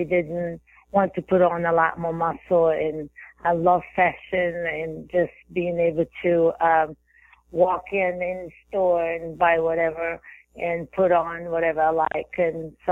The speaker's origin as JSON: {"language": "English", "country": "Brazil", "tie": "born or raised there", "also_born_or_lived": "Texas, United States", "moved": "yes", "lives_now": "Florida, United States", "said": "growing up in Brazil, I had a crazy childhood"}